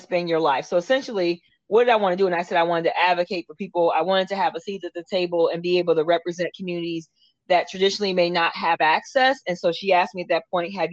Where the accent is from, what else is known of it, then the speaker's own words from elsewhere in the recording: Akron, Ohio, United States; now in Florida, United States; I am from Akron, Ohio